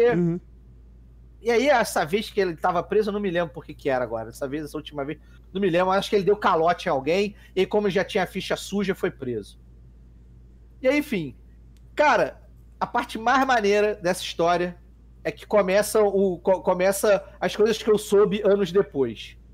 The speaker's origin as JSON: {"language": "Portuguese", "country": "Brazil", "said": "So, I'm from Brazil."}